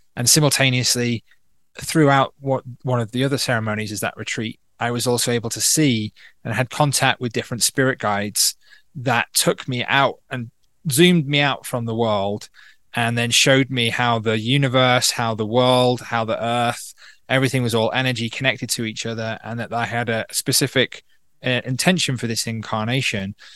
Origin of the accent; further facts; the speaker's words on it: North Wales, United Kingdom; also born or lived in Manchester / London / Berlin, Germany; now in Peru; I grew up in North Wales